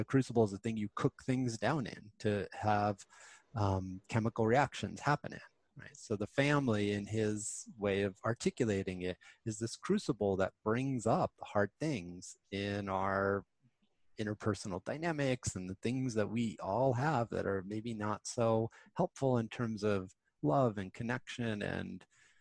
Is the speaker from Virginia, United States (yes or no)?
no; Westchester County, New York, United States; I grew up in Westchester County